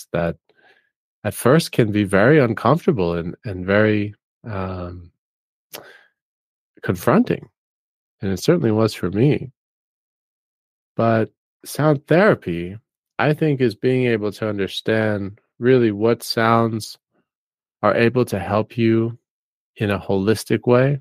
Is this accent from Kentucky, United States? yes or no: no; New York City, New York, United States; moved away as an adult; I grew up in New York City and spent about 27 years living in more of an urban area